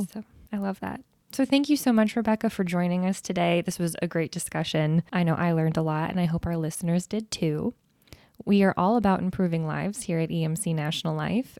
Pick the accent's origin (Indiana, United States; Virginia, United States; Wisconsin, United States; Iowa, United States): Iowa, United States; I've lived in Iowa my whole life